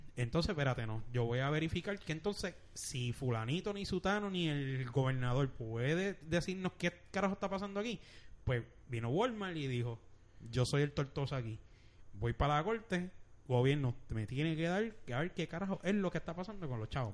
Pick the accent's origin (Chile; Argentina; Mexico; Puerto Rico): Puerto Rico; Bayamón; yo soy de Bayamón